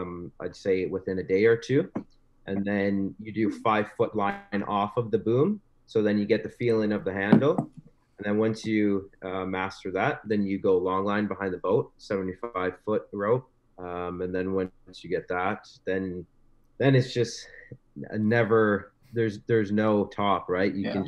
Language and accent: English; Wisconsin, United States; now in Thunder Bay, Canada; I was born in Thunder Bay, Ontario. And then my family moved to Wisconsin when I was younger. So moved there, and water skiing is huge in Wisconsin.